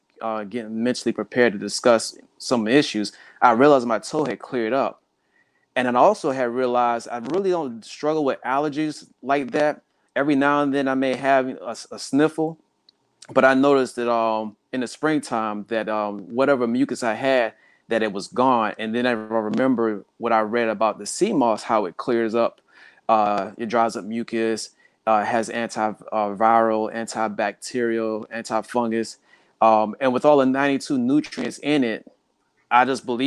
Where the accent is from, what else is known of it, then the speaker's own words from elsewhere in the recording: South Carolina, United States; now in Hampton Roads, United States; I grew up in South Carolina